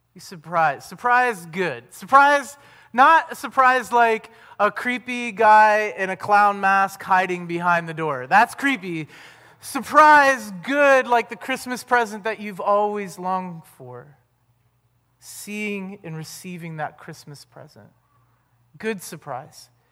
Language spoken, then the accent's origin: English; Ohio, United States; where are you from?" And we're like, "Ohio